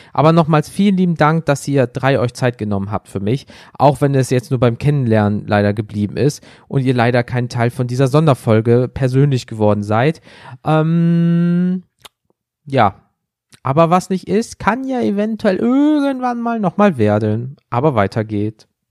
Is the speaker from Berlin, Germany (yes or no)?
no; Wuppertal, North Rhine-Westphalia, Germany; bei uns in Wuppertal